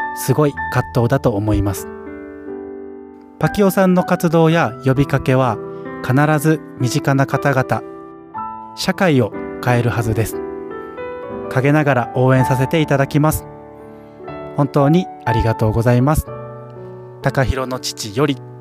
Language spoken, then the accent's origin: Japanese; Kansai, Japan; 僕関西人ですけども